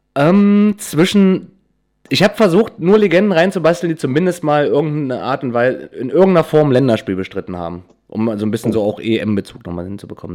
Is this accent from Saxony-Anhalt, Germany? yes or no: yes; Wernigerode, Saxony-Anhalt, Germany; ich komme ja aus Wernigerode, ist, ja, ist im Harz